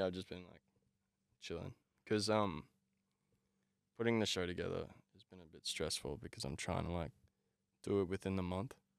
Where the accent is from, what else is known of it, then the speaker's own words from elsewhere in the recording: Brisbane, Queensland, Australia; I grew up in Brackenridge, uh, Brisbane